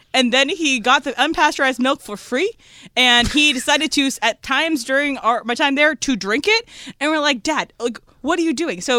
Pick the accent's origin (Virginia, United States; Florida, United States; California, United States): Virginia, United States; Spotsylvania; moved away; I grew up in Spotsylvania, Virginia, which is in Fredericksburg.